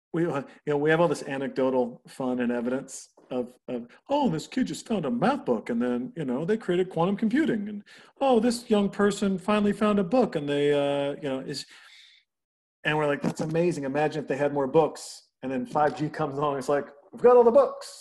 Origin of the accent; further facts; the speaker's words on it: rural Northwest Montana, United States; I grew up in Montana. You didn't see a Porsche or a Lamborghini. I mean, rural Northwest Montana